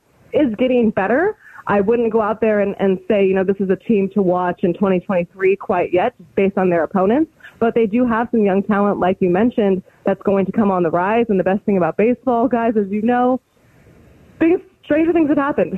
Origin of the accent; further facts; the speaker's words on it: California, United States; also born or lived in Arizona; I grew up in California and obviously went to Arizona State